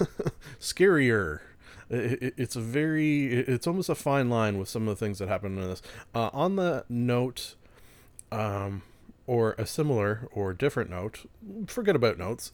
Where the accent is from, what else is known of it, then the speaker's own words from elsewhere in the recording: Canada; being a Canadian